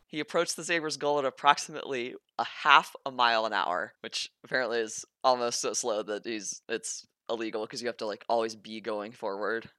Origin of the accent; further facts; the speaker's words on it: the South, United States; I'm from the South